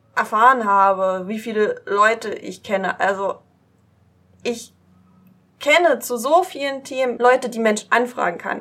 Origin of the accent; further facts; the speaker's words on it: East Saxony, Germany; Ich komme aus Ostsachsen, noch östlicher als Dresden